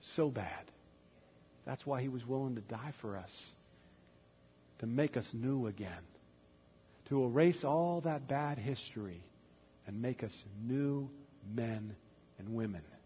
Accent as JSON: {"language": "English", "region": "the South", "country": "United States", "tie": "born or raised there", "said": "growing up in the South as a young man"}